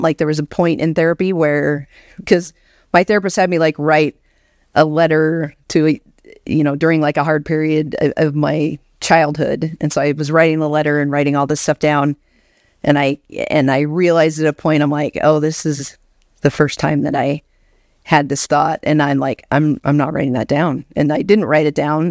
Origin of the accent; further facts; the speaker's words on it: Anchorage, Alaska, United States; moved away; born and raised in Anchorage, Alaska